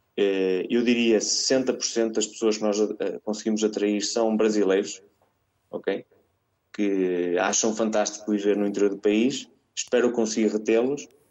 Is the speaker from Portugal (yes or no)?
yes; Mirandela, Norte, Portugal; moved away as an adult; also born or lived in Porto; now in Latin America; eu sou uh, transmontano, orgulhosamente transmontano, nascido e criado em Mirandela